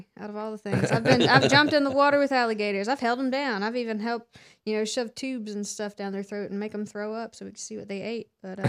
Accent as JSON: {"language": "English", "town": "Folkston", "region": "Georgia", "country": "United States", "tie": "born or raised there", "said": "I grew up in Folkestone."}